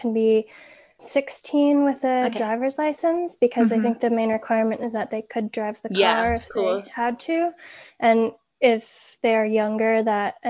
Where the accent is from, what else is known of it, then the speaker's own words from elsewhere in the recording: Vermont, United States; I grew up in Vermont